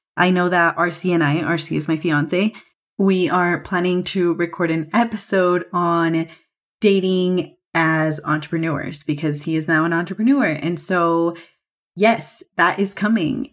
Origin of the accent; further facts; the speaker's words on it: California, United States; moved away as an adult; now in Mexico City, Mexico; I'm obviously from California